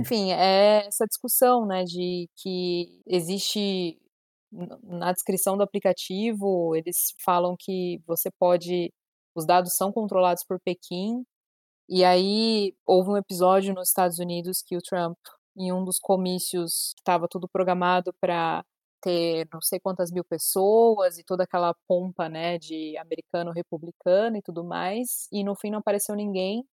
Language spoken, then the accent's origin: Portuguese; Brazil; a gente, como brasileiro